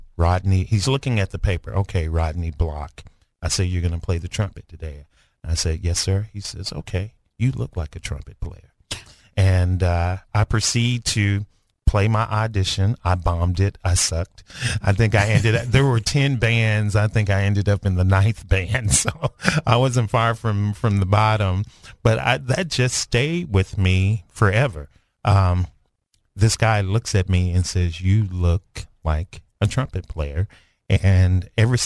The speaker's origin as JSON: {"language": "English", "town": "Dumas", "region": "Arkansas", "country": "United States", "tie": "born or raised there", "also_born_or_lived": "Kansas City", "moved": "yes", "said": "I'm from Dumas, and it's 6 of us in the family, actually 7 of us in the family"}